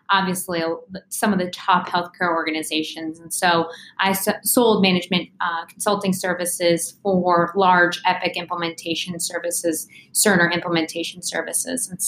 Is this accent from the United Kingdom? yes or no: no; Ghana; also born or lived in Bolivia / West Africa; I was born in Bolivia and I grew up overseas my whole life. So, um, you know, raised in West Africa and Ghana. And um, we moved about every three years of my life.